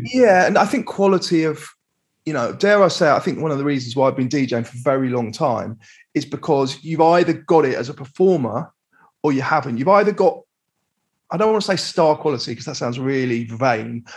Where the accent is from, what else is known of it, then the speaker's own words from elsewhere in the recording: London, United Kingdom; I was brought up in Crouch End in North London.